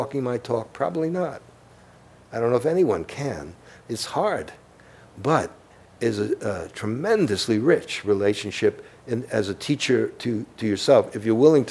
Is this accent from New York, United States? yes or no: yes; New York City, New York, United States; moved away; I'm from Brooklyn, and we're warped